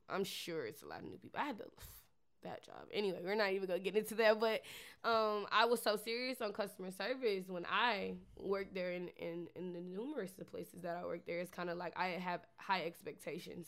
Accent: Detroit, Michigan, United States; now in Atlanta, United States; Detroit, Michigan. Three one three

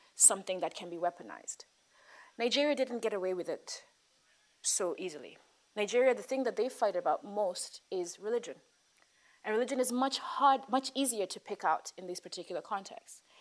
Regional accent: Nairobi, Kenya; a person who was born and raised in Nairobi

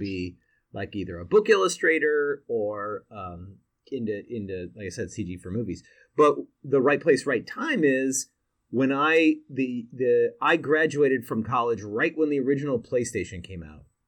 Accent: Seattle, Washington, United States; I was born and raised in Seattle

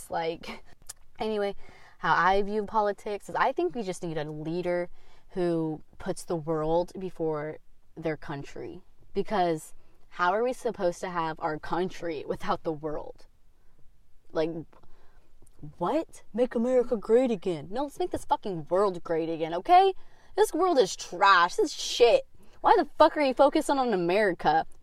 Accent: Kansas, United States; also born or lived in Florida / Colorado; Okay, so I was born in Florida. I've been to Illinois, moved to Kansas when I was four. I moved to Colorado when I was eight

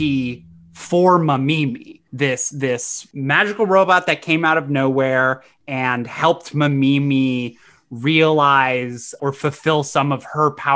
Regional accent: United States; being an American

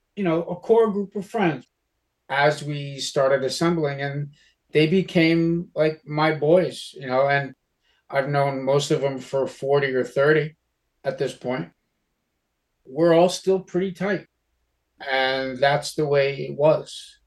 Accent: Yonkers, New York, United States; Growing up in Westchester County, Yonkers, New York

